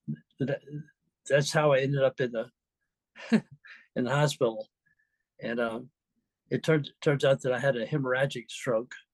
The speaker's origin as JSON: {"language": "English", "region": "Mississippi", "country": "United States", "also_born_or_lived": "San Diego, United States", "moved": "as an adult", "lives_now": "Vallejo, United States", "said": "I'm from Mississippi originally. Where my family has been for generations"}